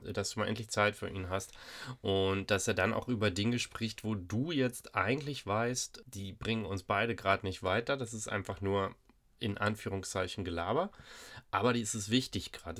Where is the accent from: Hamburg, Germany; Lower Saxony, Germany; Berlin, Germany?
Hamburg, Germany; bei uns in Hamburg